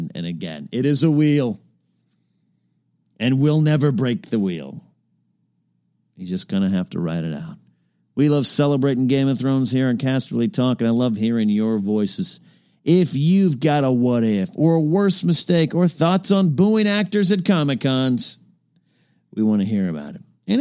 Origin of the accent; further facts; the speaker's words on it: Arroyo Grande, California, United States; moved away; my hometown of Rio Grande